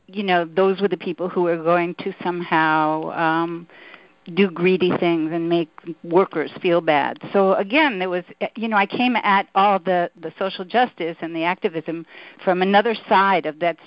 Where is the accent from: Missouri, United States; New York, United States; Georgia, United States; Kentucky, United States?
New York, United States; New York City; I grew up in Brooklyn, New York